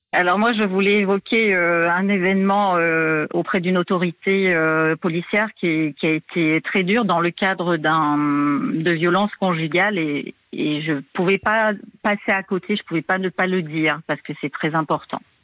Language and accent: French; New Caledonia; now in Réunion; Alors moi, je suis pas réunionnaise d'origine. Hein, je suis de cœur depuis 2011, mais moi, je suis calédonienne d'origine d'une autre île